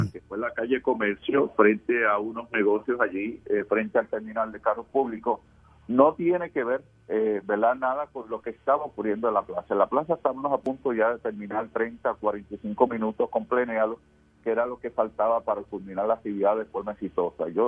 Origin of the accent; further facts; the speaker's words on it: Puerto Rico; no todo está perdido en nuestro país, que hay puertorriqueños que luchan y que logran sus metas